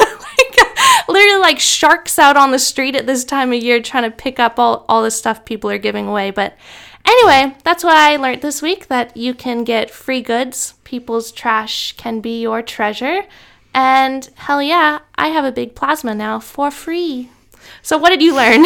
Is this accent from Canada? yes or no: yes; Canada; now in Brisbane, Australia; I'm from Canada